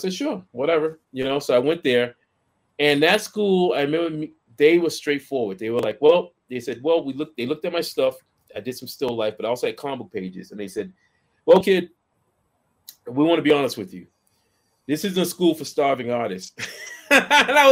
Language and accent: English; Boston, Massachusetts, United States; I lived in Boston. I grew up in Boston, actually